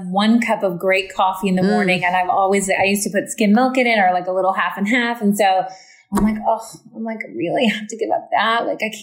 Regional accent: the South, United States; I'm from the South.

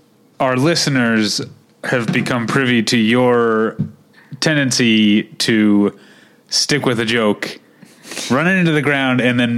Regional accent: St. Louis, Missouri, United States; accent: Midwestern; now in Los Angeles, United States; I am a St. Louisan by birth

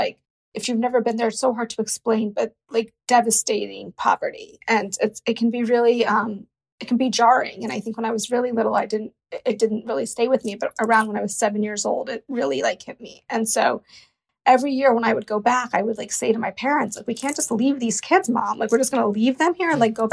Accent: United States; I am of Indian descent. And though even though I grew up in America

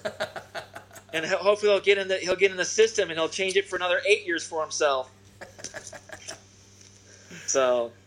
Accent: Newport Beach, California, United States; In my hometown, Newport Beach, TK's Froghouse

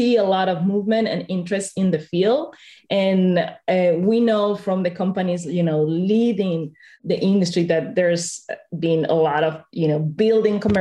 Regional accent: Spain; I come from Spain

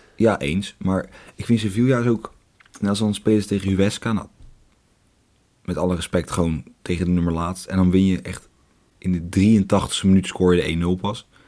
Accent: Leiden, South Holland, Netherlands; accent: Leidse accent; mijn Leidse accent komt er af en toe een beetje tussendoor

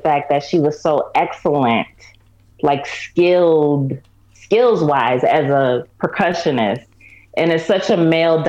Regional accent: Syracuse, New York, United States; Syracuse, New York.

